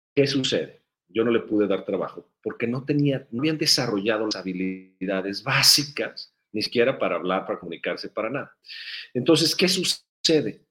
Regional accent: Guadalajara, Jalisco, Mexico; la primera vez que yo me acuerdo, muy chiquito, de ir a unos tacos aquí en la ciudad de Guadalajara.

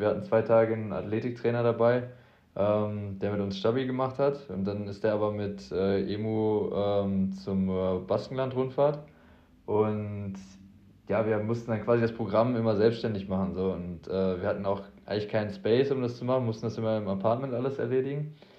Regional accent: the Ruhr area, North Rhine-Westphalia, Germany; Ich komme aus dem Pott, Junge, da sagt man Tag wie Esel

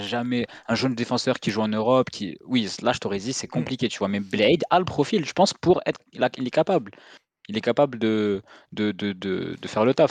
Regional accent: Algeria; on est algérien

